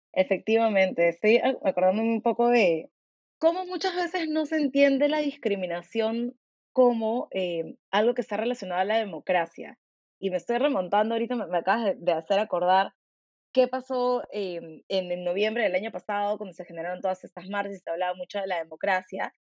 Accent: Peru

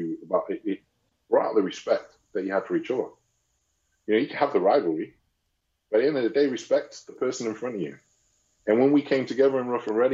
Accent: Manchester, North West England, United Kingdom; moved away as an adult; also born or lived in Oldham; I'm from Manchester

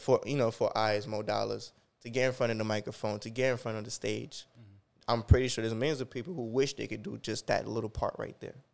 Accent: Jamaica; moved away; I was born in Jamaica

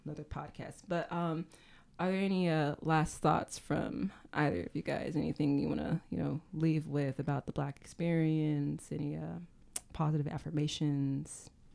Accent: Sacramento, California, United States; I come from Sacramento

